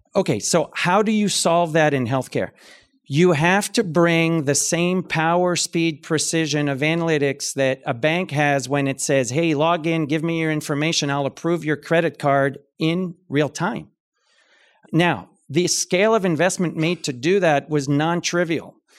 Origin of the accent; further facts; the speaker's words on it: Canada; moved away as an adult; also born or lived in London, United Kingdom; I'm Canadian, so I grew up in a different kind of health system